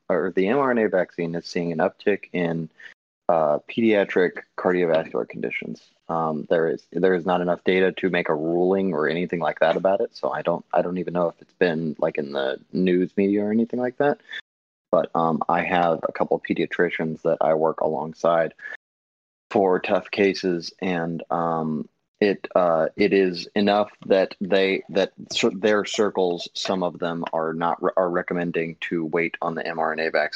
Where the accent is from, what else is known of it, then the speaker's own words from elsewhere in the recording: Atlanta, Georgia, United States; I'm from North Atlanta, so I'm in Georgia.